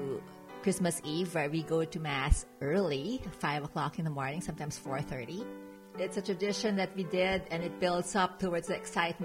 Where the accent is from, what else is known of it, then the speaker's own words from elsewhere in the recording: Philippines; moved away; from the Francis House, and one of my favorite childhood memories growing up in the Philippines is attending Misa de Gallo Masses.